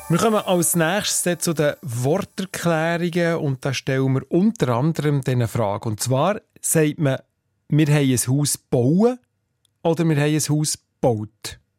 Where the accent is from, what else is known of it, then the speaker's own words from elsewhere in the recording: Bern, Switzerland; Ich hoffe, ich habe es einigermaßen richtig ausgesprochen als Berner.